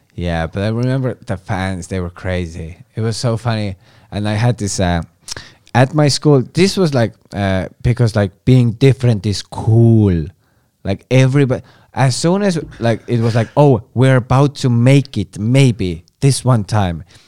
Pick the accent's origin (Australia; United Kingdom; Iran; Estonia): Estonia; English is a second language